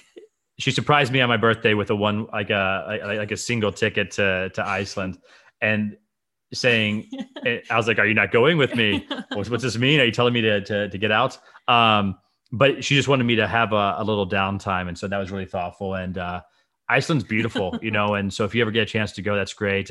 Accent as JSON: {"language": "English", "country": "Fiji", "tie": "born or raised there", "moved": "yes", "said": "I grew up in the Fiji Islands"}